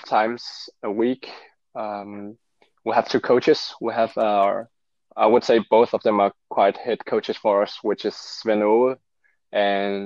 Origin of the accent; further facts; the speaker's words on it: Denmark; also born or lived in Seoul, South Korea; my parents are fully Danish and I'm brought up Danish